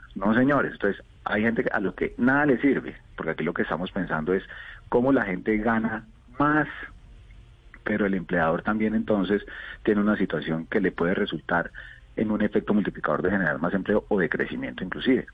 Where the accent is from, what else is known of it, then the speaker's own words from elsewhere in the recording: Colombia; como colombianos